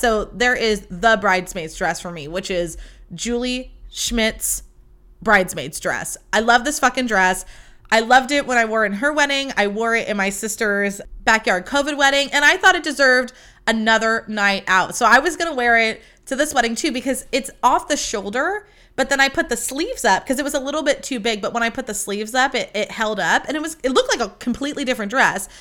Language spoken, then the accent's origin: English; California, United States; I am from California